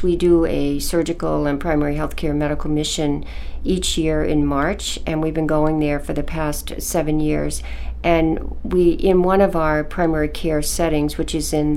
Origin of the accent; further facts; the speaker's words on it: Camden, Maine, United States; I was born in Maine and grew up in Camden